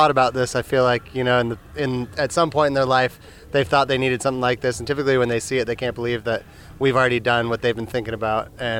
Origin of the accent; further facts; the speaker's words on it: Sun Valley, Idaho, United States; I'm from Sun Valley, Idaho.